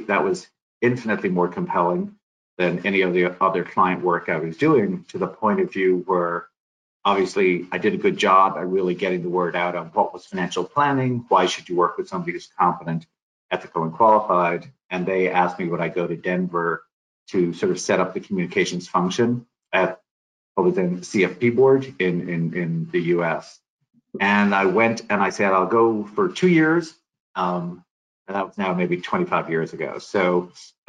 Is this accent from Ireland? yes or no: yes; Ireland; moved away as an adult; also born or lived in Dublin / Madrid; now in Colorado, United States; I was born in Ireland